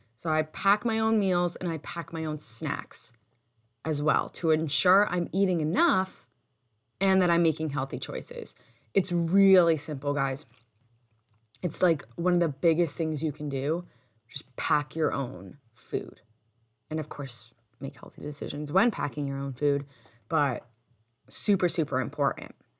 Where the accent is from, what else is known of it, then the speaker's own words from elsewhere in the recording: United States; us being full American, like, having grown up here, having been born here